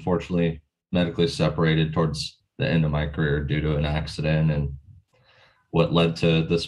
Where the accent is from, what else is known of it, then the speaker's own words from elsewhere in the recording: California, United States; So I grew up in California, mostly in Southern California, went to high school at Laguna Hills High School